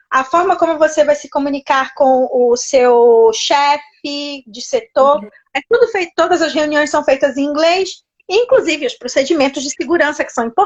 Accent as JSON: {"language": "Portuguese", "region": "Rio de Janeiro", "country": "Brazil", "moved": "yes", "lives_now": "Italy", "said": "Sou carioca."}